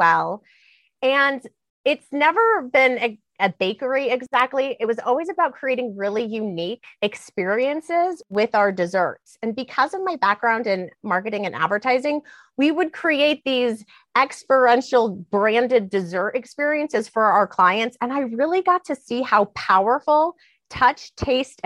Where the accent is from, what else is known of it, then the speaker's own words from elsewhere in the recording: Denver, Colorado, United States; also born or lived in Cheyenne, Wyoming / Washington, D.C.; I was born in Cheyenne, Wyoming. I grew up in Denver, Colorado